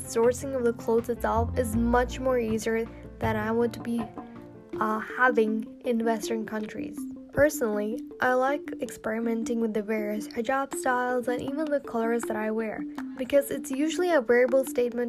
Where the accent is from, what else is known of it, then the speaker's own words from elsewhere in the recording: Dubai, United Arab Emirates; I was born and raised in Dubai, UAE, but my nationality and the roots are basically from Pakistan